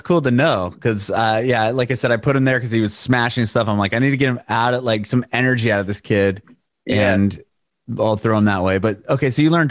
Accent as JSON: {"language": "English", "region": "California", "country": "United States", "tie": "born or raised there", "also_born_or_lived": "San Diego", "moved": "as an adult", "lives_now": "Nashville, United States", "said": "We just moved to Nashville from San Diego. I'm born and raised in California as well."}